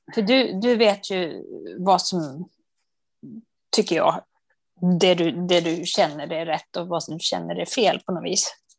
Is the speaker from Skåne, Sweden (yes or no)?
no; Dalarna County, Sweden; moved away; also born or lived in Uppland; jag är från Dalarna